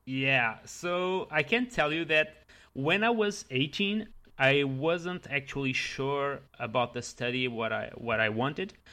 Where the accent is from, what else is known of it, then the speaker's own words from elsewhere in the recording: Leiria, Leiria District, Portugal; English is a second language; moved away as an adult; now in Paris, France; originally I am from Portugal, that is a small country in Europe